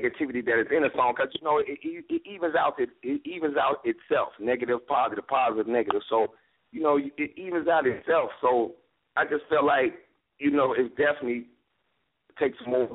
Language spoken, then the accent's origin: English; Chicago, Illinois, United States; I'm from Chicago